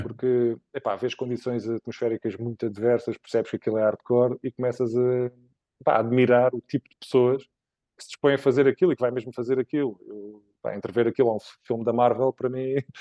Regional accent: Évora, Alentejo, Portugal; moved away as an adult; now in Lisbon, Portugal; sou de Évora okay. originariamente, com 18 anos vim para cá estudar para o técnico

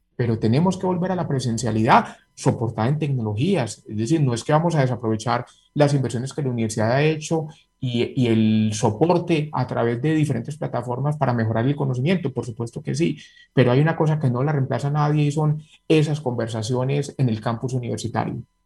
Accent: Medellín, Antioquia, Colombia; moved away as an adult; yo soy egresado del Colegio San Ignacio, fui muchos años seleccionante antioquia de básquet

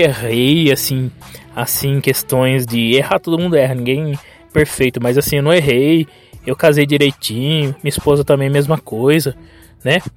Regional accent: Brazil

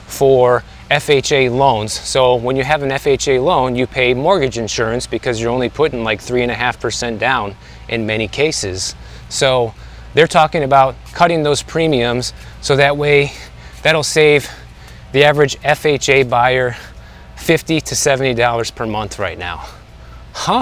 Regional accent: Midwest, United States; now in Miami, United States; I'm from the Midwest

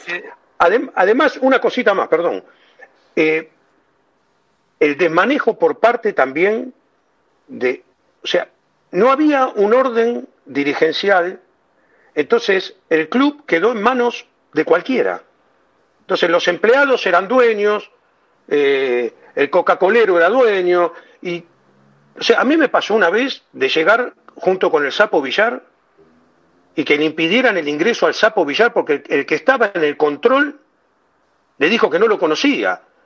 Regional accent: Buenos Aires, Argentina; born or raised there

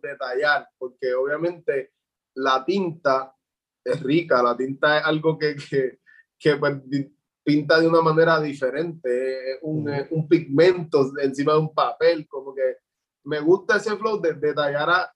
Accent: Juncos, Puerto Rico; soy de Junco, Puerto Rico

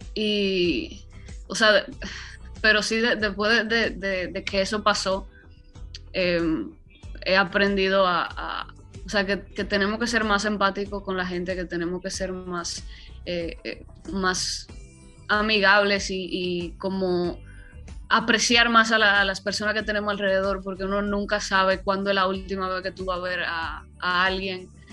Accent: Dominican Republic; lo que se escucha en mi tierra

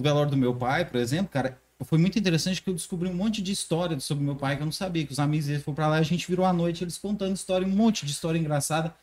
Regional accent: Morrinhos, Goiás, Brazil; now in Caldas Novas, Brazil; Eu sou de Morrinhos, cidadezinha de bem interiorando aqui do lado

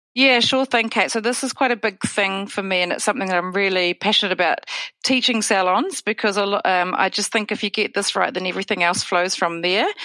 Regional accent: New Zealand; also born or lived in Wellington; I'm dialing in from Wellington, New Zealand

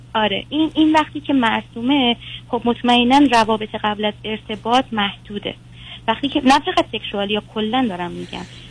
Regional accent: Iran; توی بخشی از ایرانیم که سنتی هن خیلی

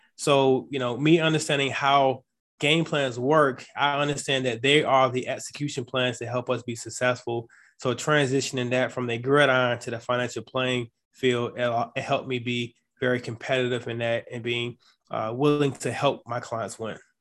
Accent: Chesapeake, Virginia, United States; also born or lived in Atlanta, Georgia / Norfolk, Virginia / Washington State; Chesapeake, Virginia. That's where I grew up

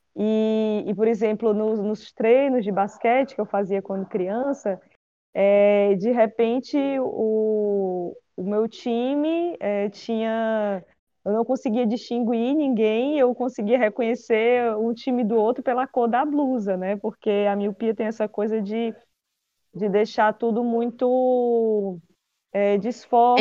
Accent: Quixadá, Ceará, Brazil; Eu nasci em Quixadá

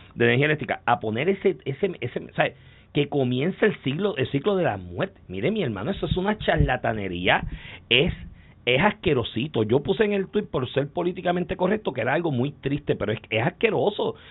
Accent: Comerío, Puerto Rico; Yo me crié en Comerío.

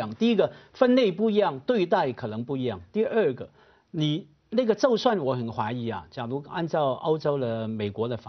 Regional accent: Guangdong, China; 我们作为广东人就爱吃蒸鱼

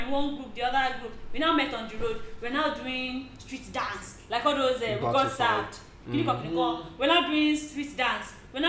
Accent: Lagos, Nigeria; I grew up in Ali Mosho. Ali Mosho, Ikotun, Ikotun, Pipeline, Power Line, Egbeda, all those sides.

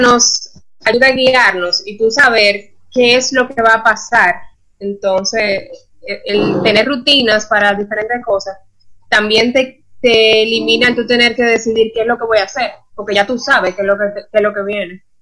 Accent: Dominican Republic; moved away as an adult; now in Costa Rica; yo soy dominicana, me mudé a Costa Rica hace aproximadamente año y medio

